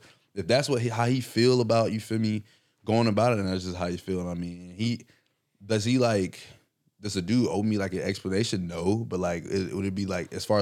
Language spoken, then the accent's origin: English; Valdosta, Georgia, United States; I'm from Valdosta. We get shit out of the mud. Like, it's Valdosta, Georgia.